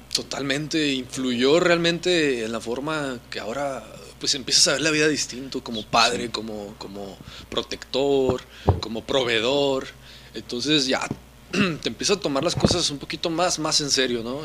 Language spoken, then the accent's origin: Spanish; Mexico; como mexicanos